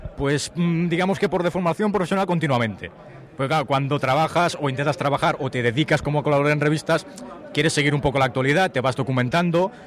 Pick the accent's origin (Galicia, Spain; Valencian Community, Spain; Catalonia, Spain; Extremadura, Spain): Catalonia, Spain; Tarragona; soy de Tarragona